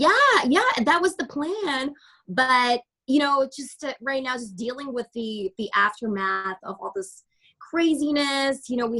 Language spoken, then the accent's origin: English; Canada; I am very Canadian.